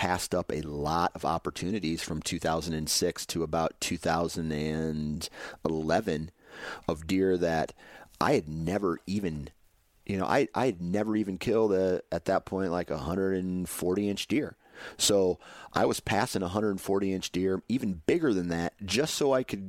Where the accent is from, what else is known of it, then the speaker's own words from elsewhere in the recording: Iowa, United States; growing up in Iowa